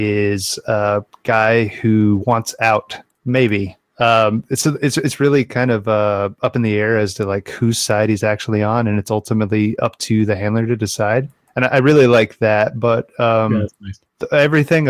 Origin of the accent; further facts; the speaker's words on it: United States; I'm an American